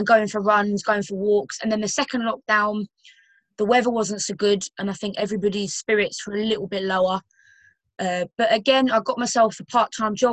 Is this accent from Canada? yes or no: no; Romford, London, United Kingdom; moved away; also born or lived in Yorkshire; I'm originally from London, like, really humble background from, like, a suburban area of London called Romford